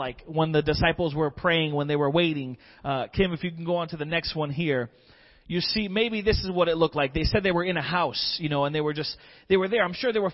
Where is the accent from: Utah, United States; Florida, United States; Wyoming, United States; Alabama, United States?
Florida, United States; moved away as an adult; also born or lived in Michigan; I was born and raised in Florida, but I took a little field trip to Michigan for about 5 years